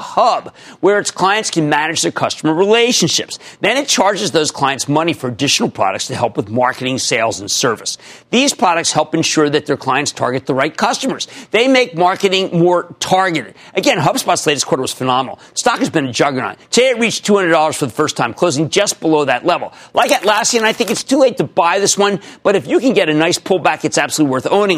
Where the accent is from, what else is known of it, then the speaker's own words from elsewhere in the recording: New Jersey, United States; my home state, New Jersey.